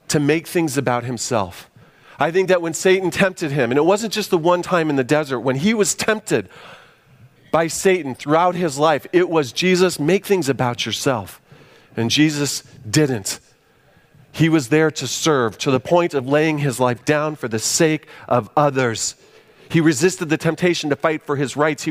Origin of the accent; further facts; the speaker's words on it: United States; as American Christians